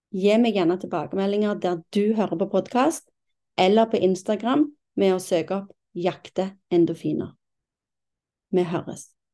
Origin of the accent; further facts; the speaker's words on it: Stavanger, Rogaland, Norway; moved away as an adult; now in Kolsås, Norway; Jeg er 47 år og fra Stavanger. Jeg har ikke bodd i Stavanger på 27 år